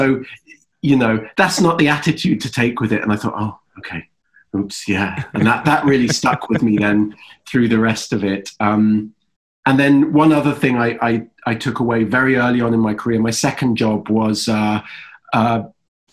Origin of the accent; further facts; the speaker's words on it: Wales, United Kingdom; moved away as an adult; also born or lived in England; now in United States; I'm born in England and then I grew up in Wales.